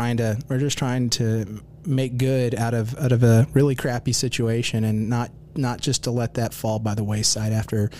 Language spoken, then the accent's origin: English; Houston, Texas, United States; also born or lived in Oklahoma City, Oklahoma; My dad actually took a job with Enron, and we moved to Houston when I was like 4 or 5. So my answer to that question every time is I went through Houston public schooling system. I'm a Houstonian